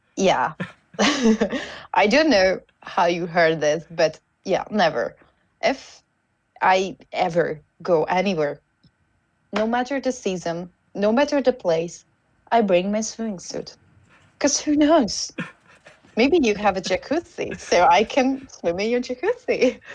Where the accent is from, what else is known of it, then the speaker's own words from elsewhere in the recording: Hungary; first language Hungarian; English is a second language; I'm a Hungarian